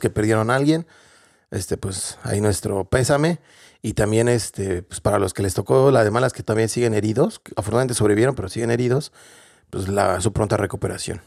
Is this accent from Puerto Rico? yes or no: no; Mexico; moved away as an adult; now in Dublin, Ireland; realmente somos mexicanos o latinoamericanos, que extrañamos lo que tenemos en nuestro país